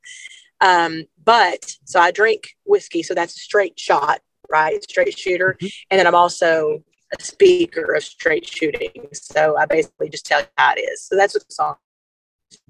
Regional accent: Arkansas, United States; I'm from Arkansas

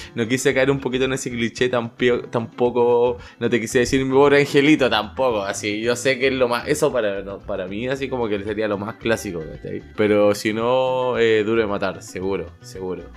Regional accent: Chile; now in Toronto, Canada; soy de Chile

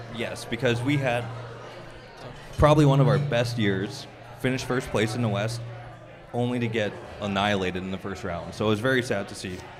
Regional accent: Prince Albert, Saskatchewan, Canada; It is uh, Saskatchewan, right beside of Manitoba, and my hometown is Prince Albert

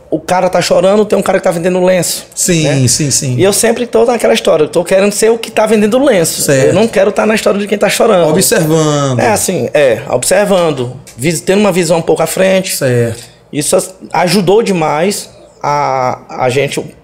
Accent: Maranhão, Brazil; Olha, Somos do Maranhão.

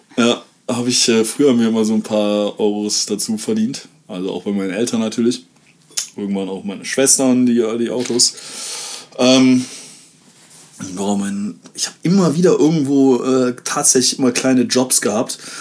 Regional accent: Aachen, North Rhine-Westphalia, Germany; bei uns in Aachen

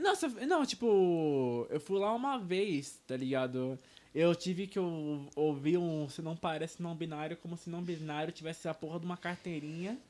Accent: Brazil; first language Portuguese; português já é nossa língua nativa, né? A gente tá no Brasil

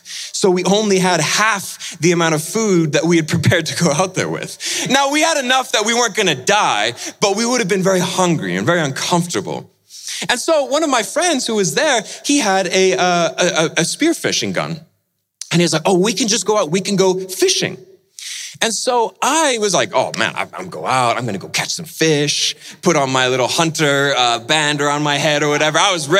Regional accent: Indonesia; See, I grew up in Indonesia, and after I finished university, I went back there to Indonesia, and Indonesia is a beautiful country, wonderful islands and beaches

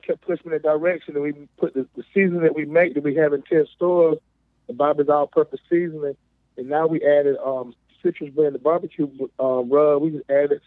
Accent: Greenville County, South Carolina, United States; I'm born and raised in South Carolina, Greenville County

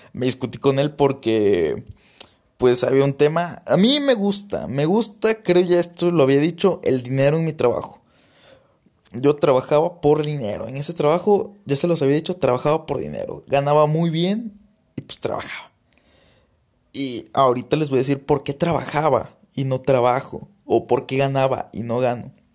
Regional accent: Tabasco, Mexico; now in Saltillo, Mexico; saben que no soy de aquí, saben que soy que no soy de Saltillo, saben que soy de Tabasco

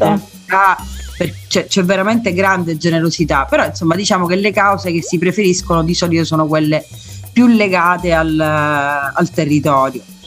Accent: Messina, Sicily, Italy; sono messinese

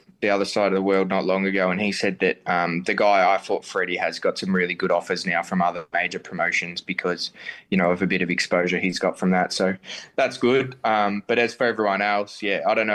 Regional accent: Melbourne, Victoria, Australia; I'm a real Melbourne centric person. You know, I love this city

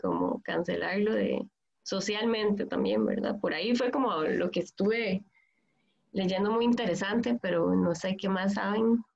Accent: Palmares, Alajuela, Costa Rica; trabajo mucho en Palmares, soy de Palmares, Occidente

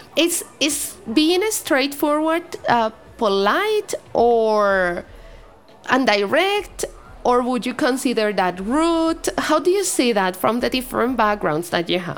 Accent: Bogotá, Colombia; English is a second language; moved away as an adult; also born or lived in United States; I'm from Bogota

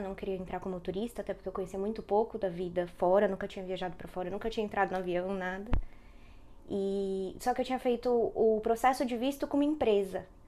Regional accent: São Paulo, Brazil; moved away as an adult; now in Dublin, Ireland; eu sou de São Paulo, né? São Paulo capital mesmo, zona norte

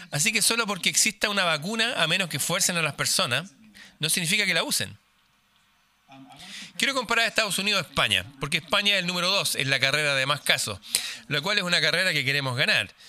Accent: Norway; Spanish is a second language; Suecia y Noruega, por ejemplo. Yo soy noruego. Noruega tuvo cuarentena.

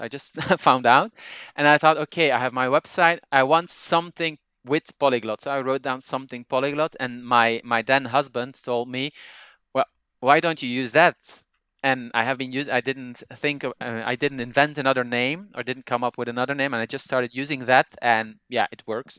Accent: Flanders, Belgium; first language Dutch (Flemish); English is a second language; moved away as an adult; also born or lived in Italy; now in Spain; I'm originally from Belgium, but I've been living for the past six years in, uh, in Spain.

